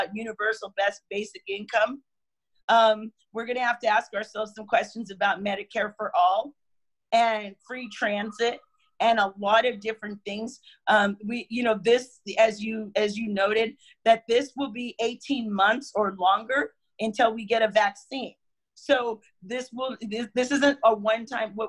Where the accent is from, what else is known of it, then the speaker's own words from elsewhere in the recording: United States; we love being an American